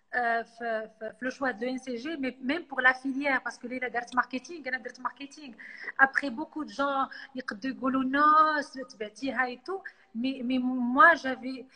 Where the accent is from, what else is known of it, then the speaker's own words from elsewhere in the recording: Casablanca, Casablanca-Settat, Morocco; j'ai toujours habité à Casa